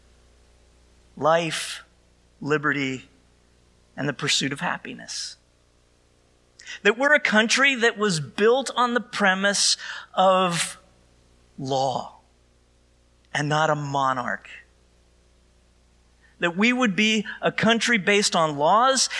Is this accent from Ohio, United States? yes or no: no; Neptune, New Jersey, United States; I grew up in Neptune, the town next door was Asbury Park